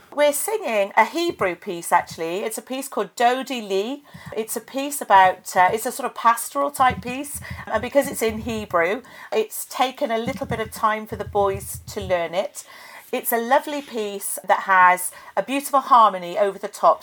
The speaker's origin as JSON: {"language": "English", "area": "Forest of Dean, Gloucestershire", "region": "South West England", "country": "United Kingdom", "tie": "born or raised there", "said": "I'm from Gloucestershire. I grew up in the Forest of Dean"}